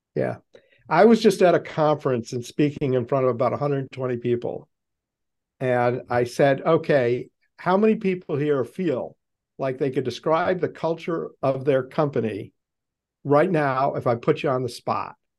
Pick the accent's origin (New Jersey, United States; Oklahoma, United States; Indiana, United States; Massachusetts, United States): Massachusetts, United States; Boston; I'm from Boston